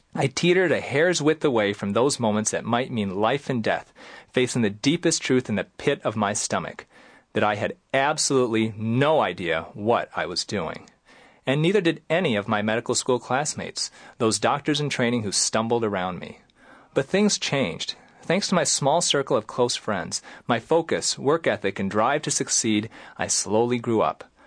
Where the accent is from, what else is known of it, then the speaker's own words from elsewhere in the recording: Greenville, Michigan, United States; now in Rochester Hills, United States; I am a Midwesterner. You know, I grew up in Greenville, Michigan.